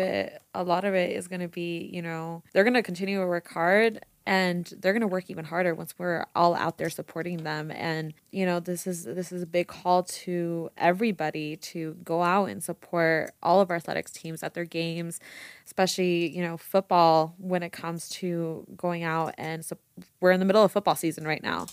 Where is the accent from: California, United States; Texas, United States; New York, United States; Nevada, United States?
Nevada, United States; Las Vegas; I'm born and raised in Vegas